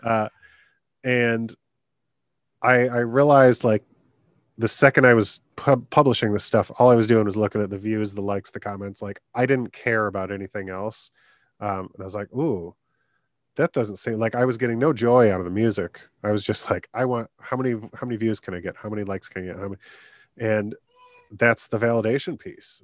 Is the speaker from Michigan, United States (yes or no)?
yes; Michigan, United States; my home state in Michigan